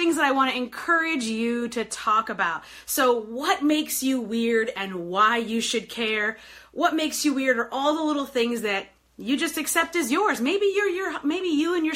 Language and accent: English; New York, United States; moved away as an adult; now in Detroit, United States; I live in Detroit. I've lived here for 20 years now. But I grew up in New York. I was 23 when I moved here